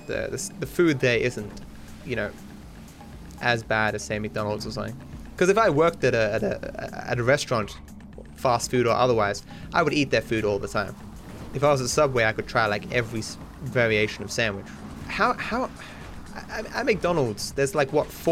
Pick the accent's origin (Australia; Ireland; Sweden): Australia; I'm Australian